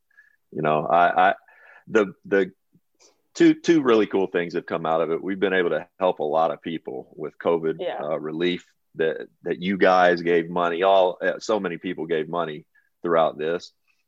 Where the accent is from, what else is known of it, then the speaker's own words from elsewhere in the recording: Kentucky, United States; I'm from Kentucky.